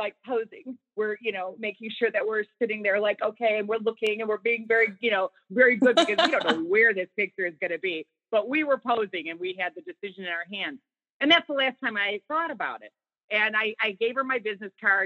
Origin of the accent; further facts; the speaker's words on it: Chicago, Illinois, United States; I'm from Chicago